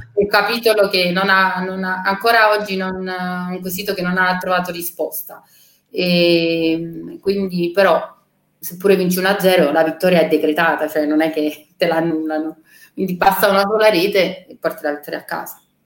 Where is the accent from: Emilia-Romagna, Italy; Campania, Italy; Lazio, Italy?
Campania, Italy; Naples; io sono cresciuta a San Paolo con mio papà che lavorava allo stadio a Napoli